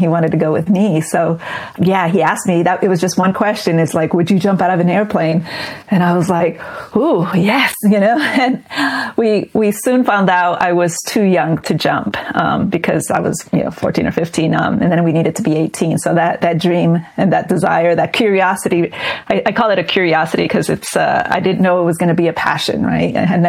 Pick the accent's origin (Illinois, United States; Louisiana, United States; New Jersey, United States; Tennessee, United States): New Jersey, United States; born there; they actually met in the U.S., in New York, and I was born in New Jersey.